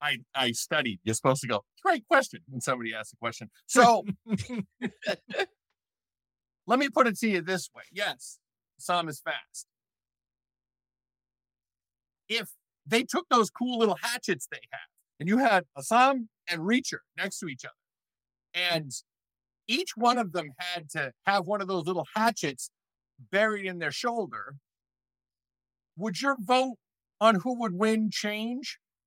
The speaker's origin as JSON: {"language": "English", "country": "Ireland", "said": "I mean, I wouldn't go too hard on the Irish because I am Irish."}